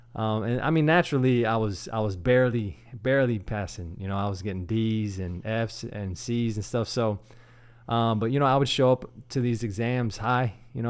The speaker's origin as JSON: {"language": "English", "town": "Sugar Land", "region": "Texas", "country": "United States", "tie": "born or raised there", "also_born_or_lived": "San Antonio", "said": "I grew up here in, in Houston, actually in Sugarland"}